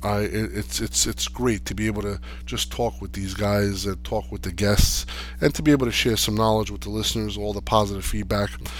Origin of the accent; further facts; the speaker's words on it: Jersey City, New Jersey, United States; I grew up in Section 8 housing, Jersey City